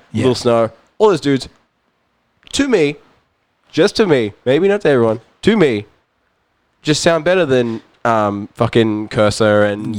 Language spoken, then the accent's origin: English; Auckland, New Zealand; now in Gold Coast, Australia; I live on the Gold Coast, but like, you know, I'm born and raised in Auckland.